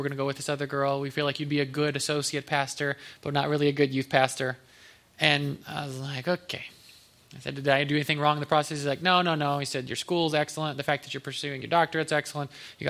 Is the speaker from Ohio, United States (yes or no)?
yes; Ohio, United States; born there; moved away as an adult; now in Texas, United States; I was like, I'm from Texas. I was born in Ohio. But we moved down in 2016, 2 days before my birthday.